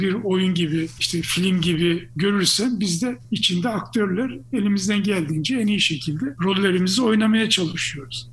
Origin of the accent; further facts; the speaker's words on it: Gölköy, Ordu, Turkey; moved away as an adult; also born or lived in England; ben o köyde doğdum büyüdüm